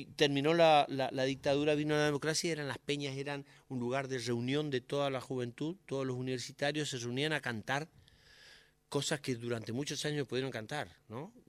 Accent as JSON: {"language": "Spanish", "town": "Curuzú Cuatiá", "region": "Corrientes", "country": "Argentina", "tie": "born or raised there", "moved": "yes", "lives_now": "Buenos Aires, Argentina", "said": "Curuzú es mi infancia"}